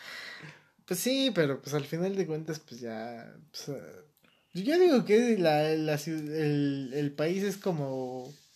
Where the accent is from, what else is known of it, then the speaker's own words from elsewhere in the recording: Mexico; Yo como ciudadano mexicano